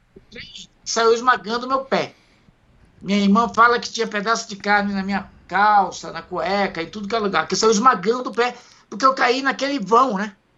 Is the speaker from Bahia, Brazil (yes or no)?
yes; Itamaraju, Bahia, Brazil; also born or lived in São Paulinho, Bahia; now in São Paulo, Brazil; Eu sou baiano de Itamaraju, Bahia.